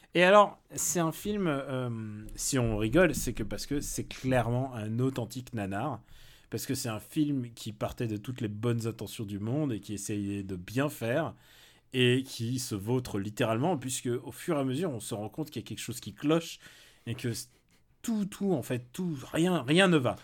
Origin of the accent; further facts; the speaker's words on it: France; qui fait qu'on est français